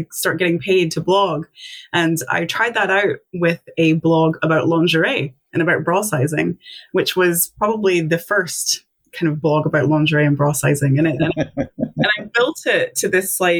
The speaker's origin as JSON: {"language": "English", "region": "Tennessee", "country": "United States", "moved": "as an adult", "lives_now": "Scotland, United Kingdom", "said": "I'm originally from the States. I'm from Tennessee."}